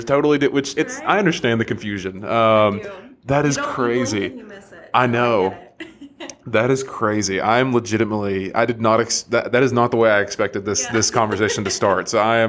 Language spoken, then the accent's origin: English; Englewood, Tennessee, United States; moved away as an adult; now in Chattanooga, United States; I mentioned I'm not natively from Chattanooga. I'm from close to Cleveland, like an hour up the road.